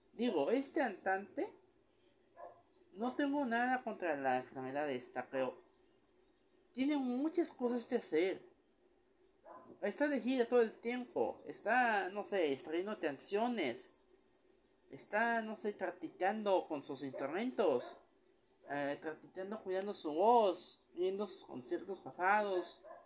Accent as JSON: {"language": "Spanish", "country": "Mexico", "said": "aquí en México"}